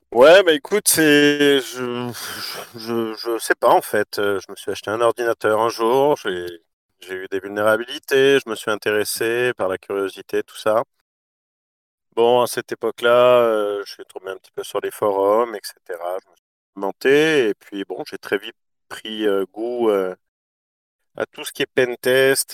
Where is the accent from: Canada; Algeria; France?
Canada; Quebec; moved away as an adult; also born or lived in Australia; moi, je suis né au Québec de parents français